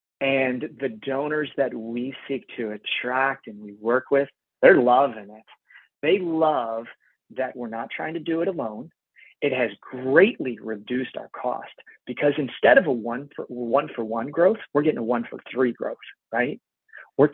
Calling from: Canada; I'm calling in from Canada.

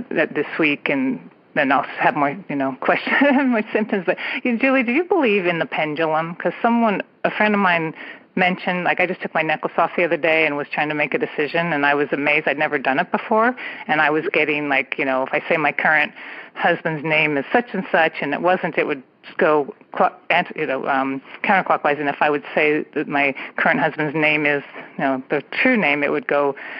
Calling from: California, United States; I am calling from the San Francisco Bay Area.

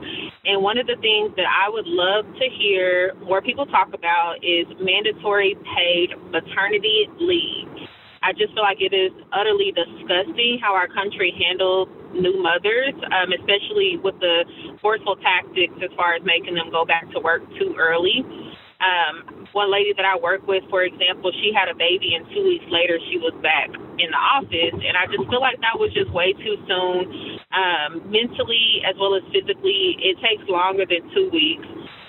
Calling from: Houston, Texas, United States; I'm calling from Houston, Texas.

